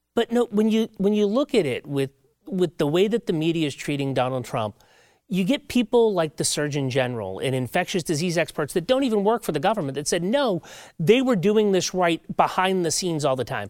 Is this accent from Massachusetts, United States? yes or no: yes; Massachusetts, United States; moved away; I'm from Massachusetts originally